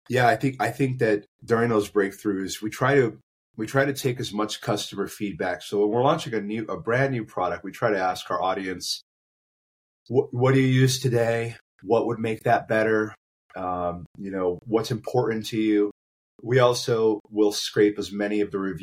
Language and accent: English; Phoenix, Arizona, United States; Yes, born and raised